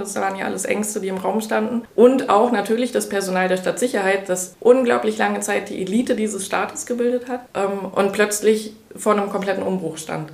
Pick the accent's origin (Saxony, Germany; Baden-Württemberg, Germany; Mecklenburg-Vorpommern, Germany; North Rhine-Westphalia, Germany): Mecklenburg-Vorpommern, Germany; Ich komme aus Mecklenburg-Vorpommern, bin hier aufgewachsen